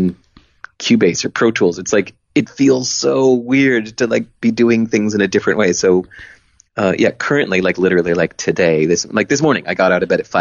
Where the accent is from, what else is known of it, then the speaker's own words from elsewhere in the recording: Hinsdale, Illinois, United States; I wasn't even from Boston. I was like 16 years old. I was from Hinsdale, Illinois